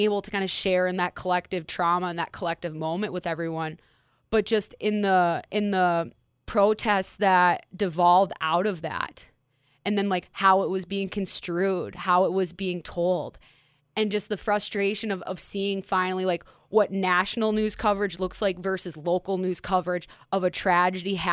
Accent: Minneapolis, Minnesota, United States; my home state, hometown, home community in Minneapolis, Minnesota.

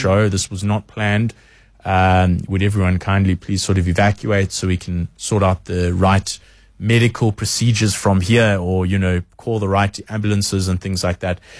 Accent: South Africa; we are very proudly South African

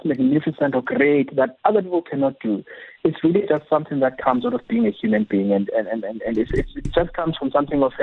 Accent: Zwelitsha, Eastern Cape, South Africa; moved away as an adult; now in Cape Town, South Africa; I grew up in Zwelitsha, in the destitute of Zwelitsha, and my grandmother decided to take me in her house

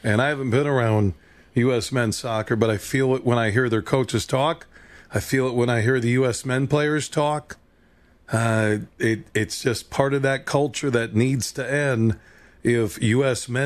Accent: Canada; No, I'm a Canadian.

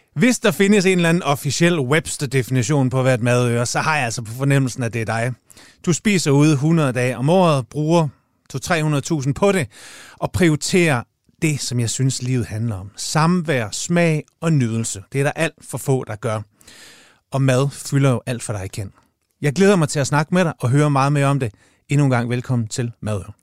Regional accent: Jutland, Denmark; moved away; jeg er jo jyde oprindeligt på herovre nu

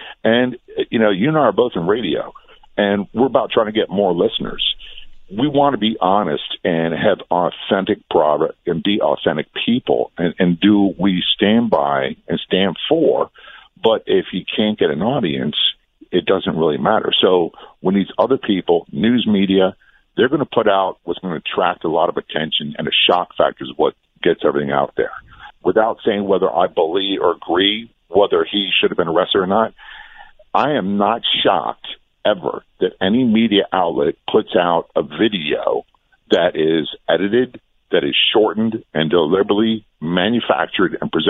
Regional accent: Norfolk, Virginia, United States; I'm a product of the Vietnam War era. I grew up in Norfolk, Virginia, and a lot of the kids I went to school with, their fathers were POWs or missing in action

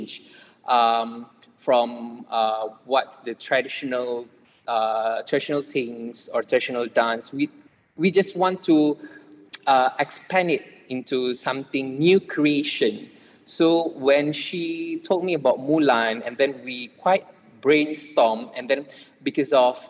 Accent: Malaysia; we as Malaysian

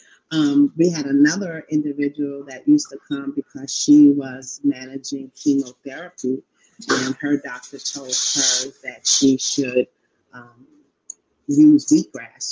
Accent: New York City, New York, United States; also born or lived in Queens; I am a longtime Queens resident. I was born in Harlem

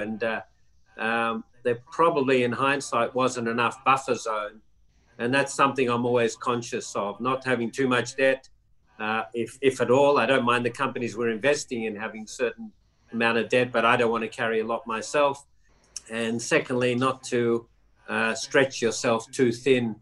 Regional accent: Melbourne, Victoria, Australia; also born or lived in New York; I was sent back to my hometown in Melbourne

